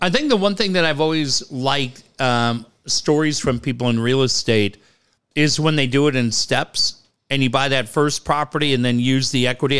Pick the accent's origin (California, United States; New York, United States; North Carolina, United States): California, United States; Encinitas; moved away as an adult; when I grew up in Encinitas, everybody was welcome